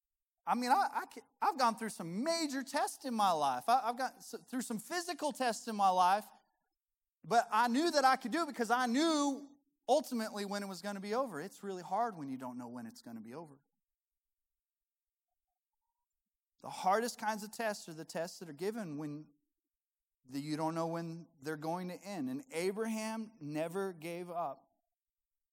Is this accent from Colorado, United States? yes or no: yes; Colorado, United States; I was born and raised in Colorado